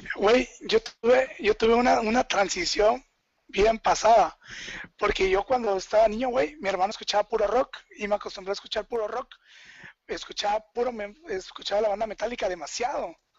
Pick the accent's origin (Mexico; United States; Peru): Mexico; Chiapas; yo soy de Chiapas